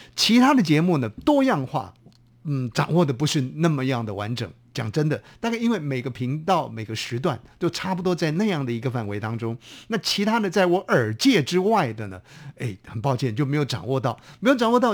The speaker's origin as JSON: {"language": "Chinese", "region": "Hubei", "country": "China", "tie": "born or raised there", "said": "我们家乡呢， 我们在湖北呢"}